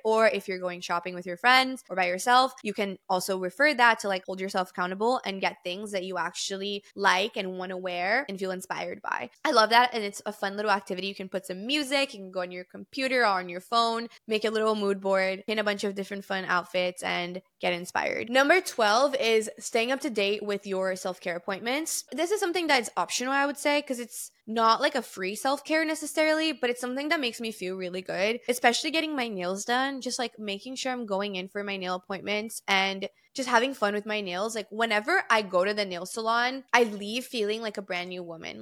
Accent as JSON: {"language": "English", "country": "Brazil", "tie": "born or raised there", "moved": "yes", "said": "I'm fluent in three different languages because I grew up in Brazil"}